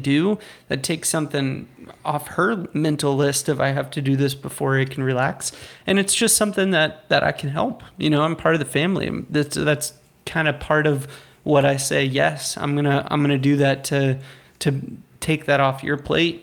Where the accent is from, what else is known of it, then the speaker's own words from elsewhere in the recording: United States; I'm an American